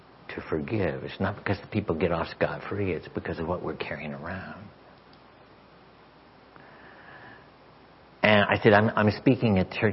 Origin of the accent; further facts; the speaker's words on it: Arkansas, United States; I'm from Arkansas